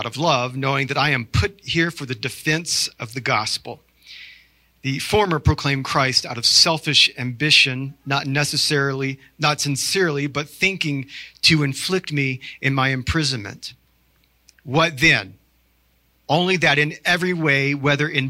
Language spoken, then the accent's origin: English; the South, United States; I'm from the South